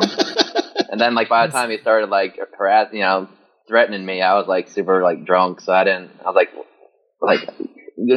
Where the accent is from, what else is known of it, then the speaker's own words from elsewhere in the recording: South Florida, United States; I'm from South Florida